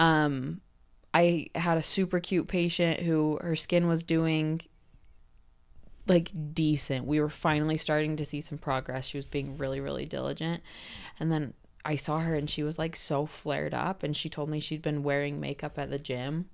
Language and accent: English; Cache Valley, Utah, United States; being in Cache Valley, where I'm born and raised